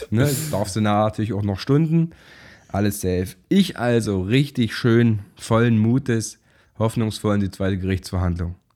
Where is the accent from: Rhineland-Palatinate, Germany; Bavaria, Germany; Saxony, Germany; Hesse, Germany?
Saxony, Germany; Zwickau; Ich komme selber aus Zwickau.